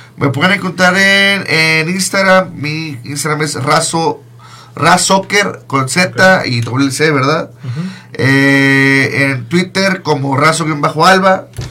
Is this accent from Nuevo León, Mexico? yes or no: yes; Monterrey, Nuevo León, Mexico; moved away as an adult; now in Michigan, United States; yo soy de Monterrey, pero yo eh, tengo cuatro años viviendo en, en, Michigan